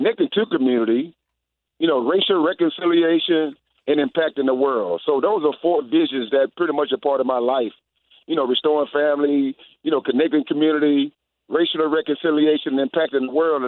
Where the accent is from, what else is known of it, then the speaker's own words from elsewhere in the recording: Houston, Texas, United States; also born or lived in Winnipeg; now in Atlanta, United States; Today, I'm in Houston, my hometown. I've been in Atlanta for the last 20 years